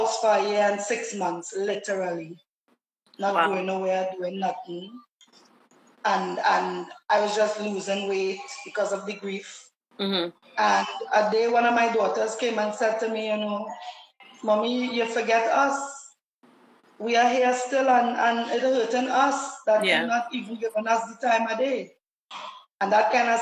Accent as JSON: {"language": "English", "country": "Trinidad & Tobago", "tie": "born or raised there", "said": "I'm a Trini Lucian. My father and grandmother is St. Lucian. I was born in Trinidad and Tobago."}